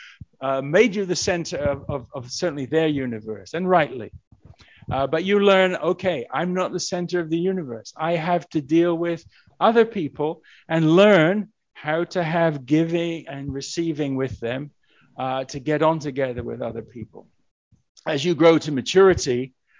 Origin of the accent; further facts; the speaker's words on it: England, United Kingdom; moved away; I'm originally from England